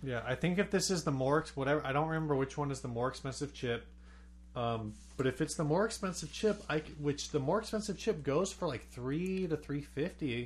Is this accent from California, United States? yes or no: yes; San Diego, California, United States; I grew up in South County